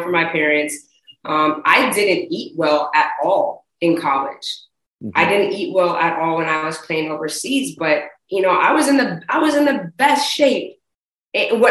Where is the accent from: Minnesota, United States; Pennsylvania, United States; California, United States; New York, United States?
California, United States; Bay Area; also born or lived in Oakland; living and growing up in the Bay Area. You know, I spent a lot of my time in Oakland